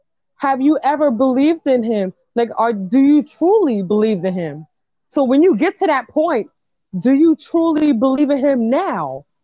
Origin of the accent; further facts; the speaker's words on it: New York City, New York, United States; Because I'm from the Bronx, homie.